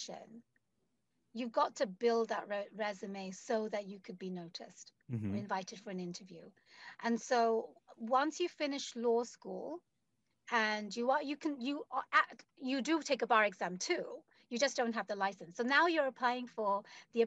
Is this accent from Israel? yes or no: no; London, United Kingdom; moved away as an adult; now in United States; I was born and raised in London.